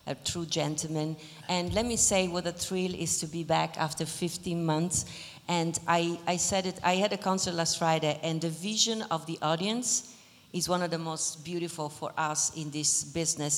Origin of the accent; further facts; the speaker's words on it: Venice, Veneto, Italy; moved away; I am Italian, born and raised in Venice, Italy